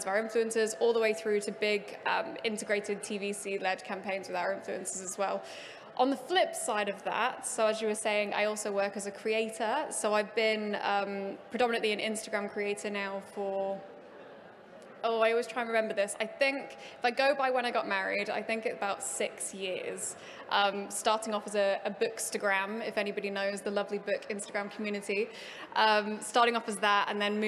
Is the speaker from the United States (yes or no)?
no; Preston, North West England, United Kingdom; I grew up in the Northwest in Preston